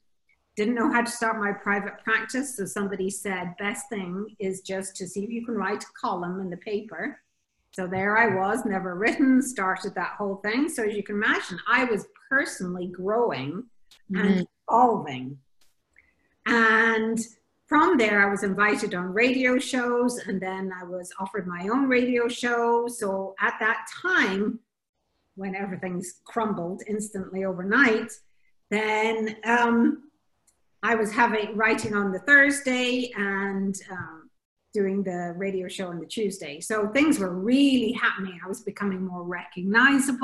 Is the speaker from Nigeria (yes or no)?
no; Scotland, United Kingdom; also born or lived in Bahamas; now in Jersey; I'm originally Scottish, went to the Bahamas, and I'm speaking to you now on a little tiny island called Jersey in the Channel Islands